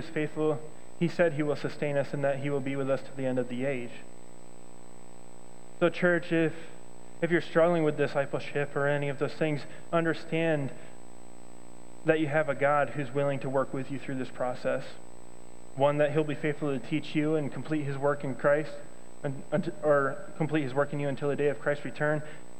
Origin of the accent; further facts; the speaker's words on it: Thailand; well, I came from Thailand, so culturally we just see things differently